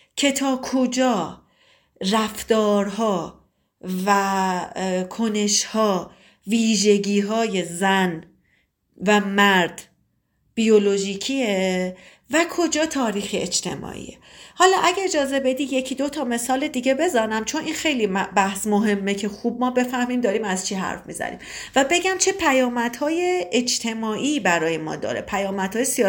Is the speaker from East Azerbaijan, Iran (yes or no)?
yes; Tabriz, East Azerbaijan, Iran; سی و پنج سالمه متولد تبریزم